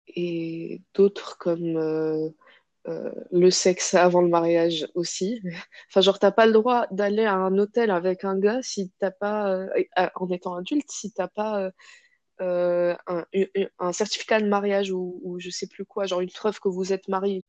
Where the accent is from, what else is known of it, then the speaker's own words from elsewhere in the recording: Casablanca, Casablanca-Settat, Morocco; moved away as an adult; now in France; je suis marocaine à 100%. Et j'ai grandi là-bas, euh, à Casa. Je suis née là-bas